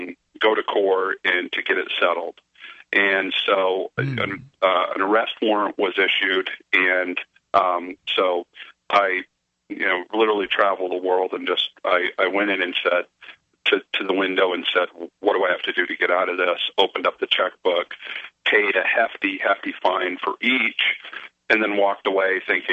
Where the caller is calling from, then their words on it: Maine, United States; from Maine, but this happened in Texas.